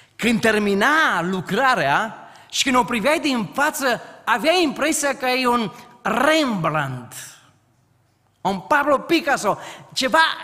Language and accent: Romanian; Timiș valley, Timiș County, Romania; locuiesc și vin din frumoasa vale a Timișului